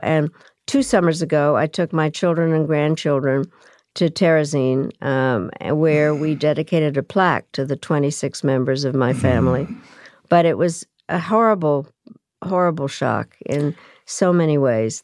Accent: Czechia; moved away; also born or lived in Yugoslavia; I was born in Czechoslovakia

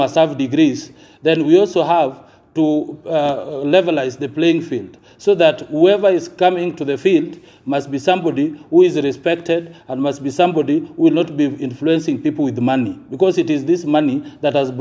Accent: Nyanza, Kenya; we come from Nyanza

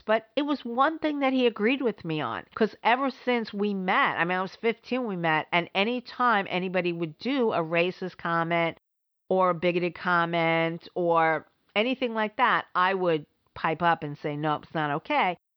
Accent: New York City, New York, United States; moved away; also born or lived in Providence, Rhode Island; I grew up in the Bronx

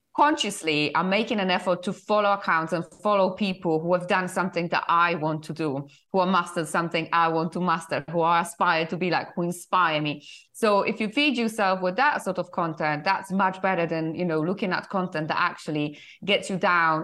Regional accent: Poland; English is a second language; moved away as an adult; also born or lived in United Kingdom; originally I'm from Poland.

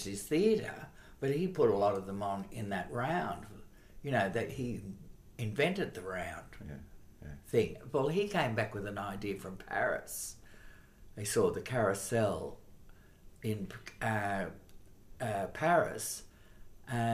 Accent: Sydney, New South Wales, Australia; I was born on the harbour. I was born in Balmain

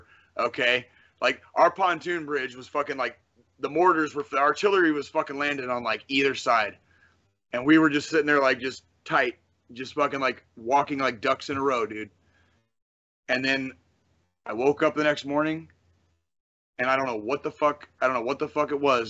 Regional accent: Kansas City, Missouri, United States; because of where I grew up, here, because my family was from here in Kansas City

